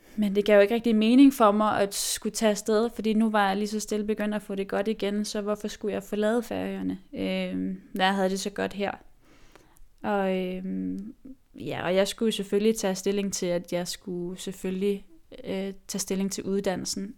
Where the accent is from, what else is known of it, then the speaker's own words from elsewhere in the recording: Nuuk, Sermersooq, Greenland; moved away; jeg er jo grønlandsk, øh, født og opvokset i Nuuk